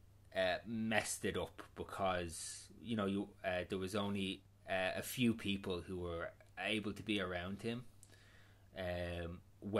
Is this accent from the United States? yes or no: no; Ireland; I do feel lucky being Irish